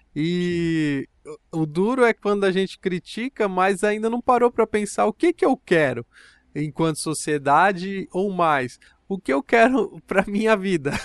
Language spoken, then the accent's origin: Portuguese; São Paulo, Brazil; no bairro onde eu cresci, no Parque Santa Madalena